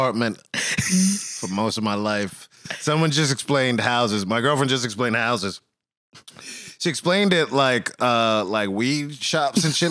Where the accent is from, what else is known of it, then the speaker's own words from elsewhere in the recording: New York City, New York, United States; moved away; I grew up in Bed-Stuy